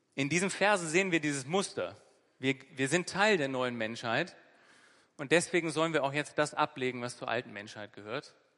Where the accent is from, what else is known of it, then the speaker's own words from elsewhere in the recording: Northern Germany, Germany; also born or lived in Bremen; der wortgewandte Norddeutsche, der ich bin